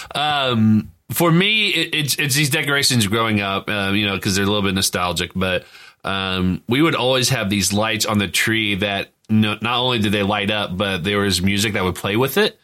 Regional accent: Indiana, United States; we're all from Indiana

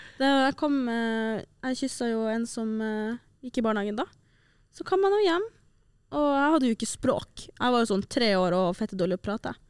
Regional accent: Tromsø, Troms, Norway; moved away; når jeg var hjemme i Tromsø

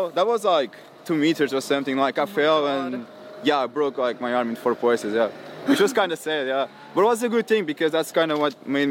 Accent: Caldas da Rainha, Centro, Portugal; English is a second language; moved away as an adult; now in United States; Okay, so I'm like 1 hour like north side of Lisbon. I'm like from a really small town called Caldas da Rainha.

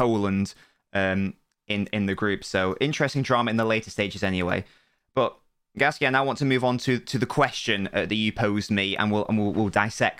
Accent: England, United Kingdom; I'm English

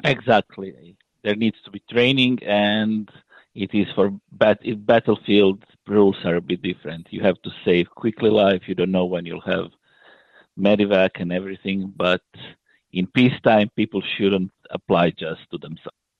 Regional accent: Croatia; I'm originally from Croatia

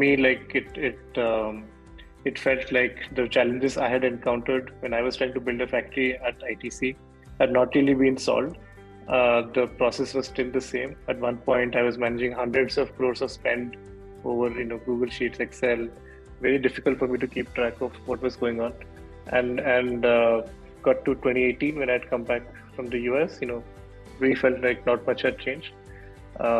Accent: Bhubaneswar, Odisha, India; moved away as an adult; also born or lived in Chennai / Mysore / United States; I grew up in Bhubaneswar, that's where I'm from

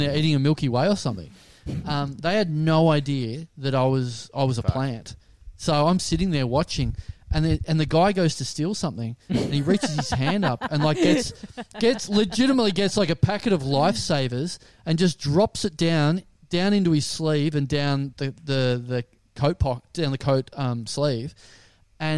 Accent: Maryborough, Australia; moved away; until I moved out of Maryborough

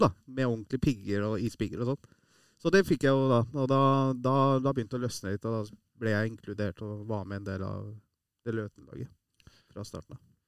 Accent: Iran; now in Norway; vi som er fra Iran

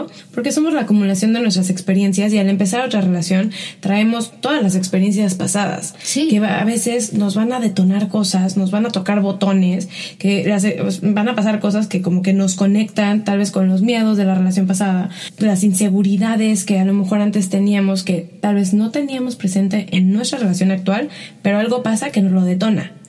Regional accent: Mexico; el mensaje que recibía como mexicana

